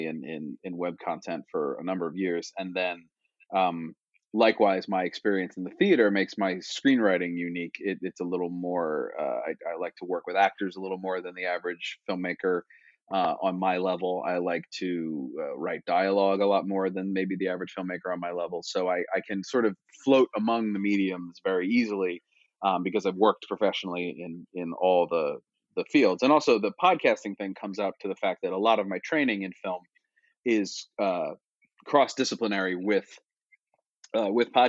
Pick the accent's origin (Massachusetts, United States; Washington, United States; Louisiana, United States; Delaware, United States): Delaware, United States; Wilmington; moved away; So I'm from Wilmington, Delaware, born and raised